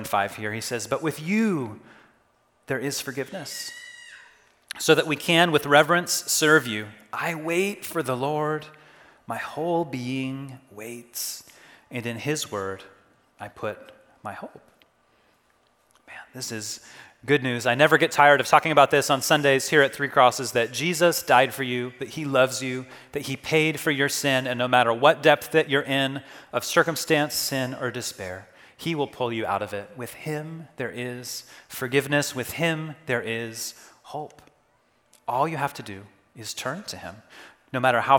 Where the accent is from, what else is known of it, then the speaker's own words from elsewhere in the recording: Kansas, United States; Growing up in Kansas, we took a lot of road trips for vacation